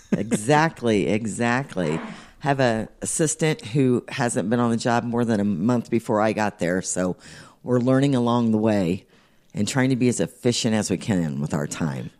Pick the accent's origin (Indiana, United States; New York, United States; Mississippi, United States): Indiana, United States; Indianapolis; also born or lived in Speedway, Indiana / Pittsboro, Indiana; Indianapolis and Speedway, I moved out here when I was twelve and have stayed ever since